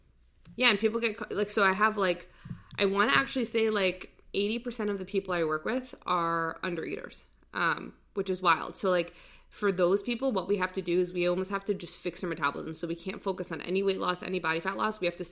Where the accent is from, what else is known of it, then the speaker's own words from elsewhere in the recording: Virginia, United States; also born or lived in Saudi Arabia; I grew up in Virginia, most of it.